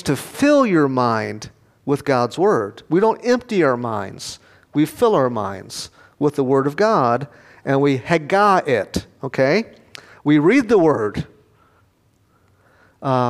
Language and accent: English; Rockford, Illinois, United States; moved away; I preached back in Rockford, my hometown, a couple years ago